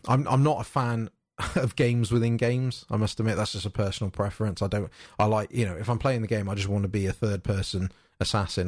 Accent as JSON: {"language": "English", "country": "United Kingdom", "said": "being British"}